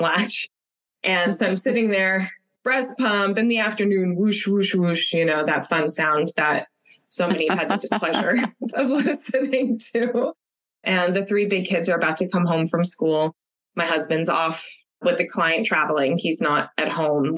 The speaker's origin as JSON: {"language": "English", "town": "Los Angeles", "region": "California", "country": "United States", "tie": "born or raised there", "moved": "as an adult", "lives_now": "San Francisco Bay Area, United States", "said": "I'm from Los Angeles originally, born and raised, tons of family, lots of friends that I grew up with all down there"}